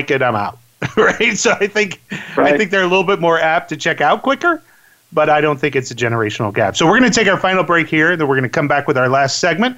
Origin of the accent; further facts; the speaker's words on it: Orlando, Florida, United States; moved away; I grew up in Orlando, Florida